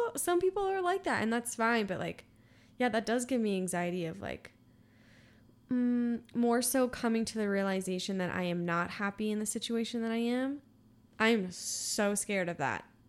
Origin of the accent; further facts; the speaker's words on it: Austin, Texas, United States; I'm from Austin